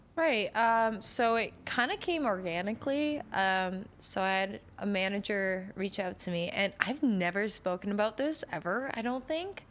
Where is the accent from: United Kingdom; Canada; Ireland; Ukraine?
Canada; I'm Canadian